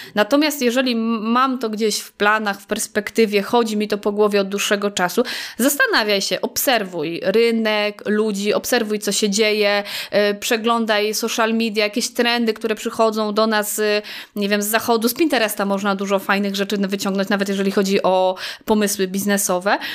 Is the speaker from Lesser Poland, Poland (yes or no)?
no; Staszów, Świętokrzyskie Voivodeship, Poland; przyjechałam stąd, y, czyli ze Staszowa